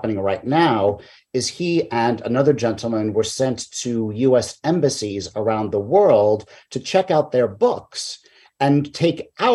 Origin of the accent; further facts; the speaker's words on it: New York City, New York, United States; I grew up in Queens